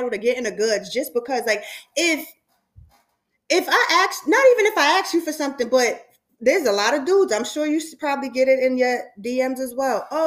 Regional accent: New York, United States; I'm from New York

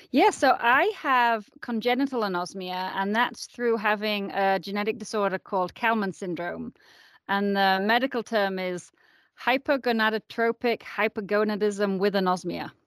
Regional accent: Yorkshire and the Humber, United Kingdom; moved away as an adult; also born or lived in San Francisco, United States; now in Boulder, United States; I am originally from England. I was born in Yorkshire

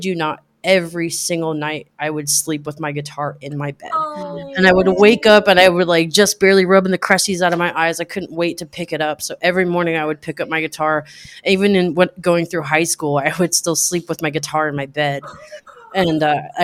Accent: Anchorage, Alaska, United States; moved away as an adult; also born or lived in Talkeetna, Alaska; now in Seattle, United States; I'm from Alaska

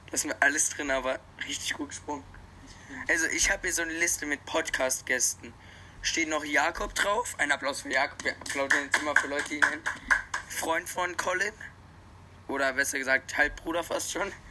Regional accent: Neufahrn, Bavaria, Germany; Wir kommen aus Neufern. Eching ist das Nachbardorf.

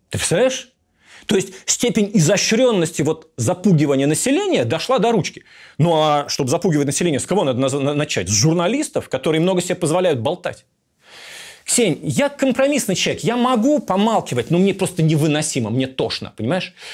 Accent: Russia; moved away as an adult; now in Istanbul, Turkey; Потому что я сбежал из России в Стамбул, я себя называю Russian Refugee, то есть беглец из России.

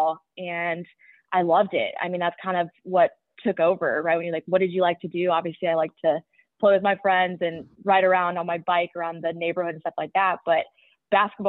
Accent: Parker, Colorado, United States; I grew up in Parker, Colorado, which is just about 20 minutes south of Highland Ranch, which is where I went to high school

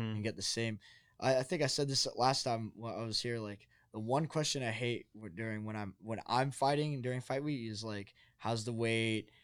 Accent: New Jersey, United States; now in Arizona, United States; I'm from New Jersey, so it's a little bit more of a different culture on the East Coast

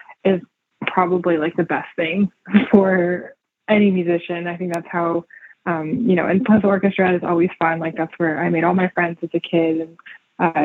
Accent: California, United States; I grew up in California as well

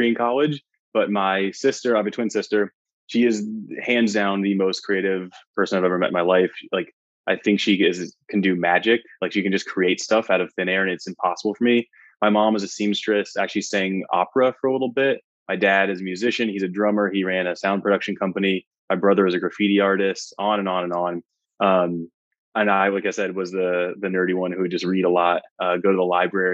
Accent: Tucson, Arizona, United States; I grew up in Tucson, Arizona, which is about 45 minutes north of the Mexico border

